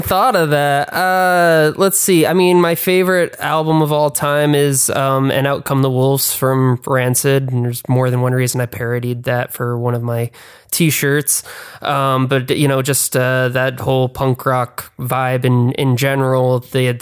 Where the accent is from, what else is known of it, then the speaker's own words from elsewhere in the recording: Keene, New Hampshire, United States; moved away as an adult; now in Los Angeles, United States; I grew up actually in Keene, New Hampshire, which is in the middle of nowhere.